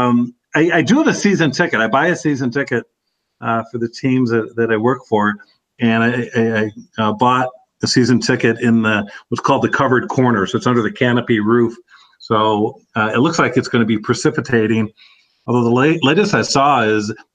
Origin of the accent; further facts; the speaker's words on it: Chicago, Illinois, United States; moved away; also born or lived in Wisconsin; I grew up in Chicago, outside Chicago.